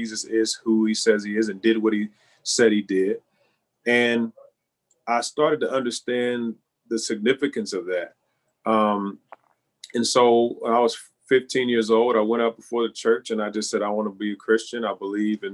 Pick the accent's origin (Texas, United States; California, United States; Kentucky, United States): Kentucky, United States; Louisville; When I growing up in Louisville, my we went to a church in the west end of Louisville